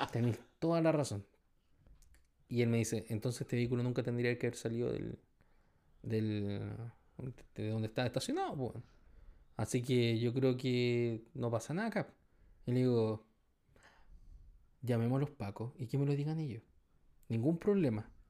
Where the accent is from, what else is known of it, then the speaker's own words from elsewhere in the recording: Punta Arenas, Magallanes, Chile; Ya, porque yo soy de Punta Arena y la weá, ya, perfecto.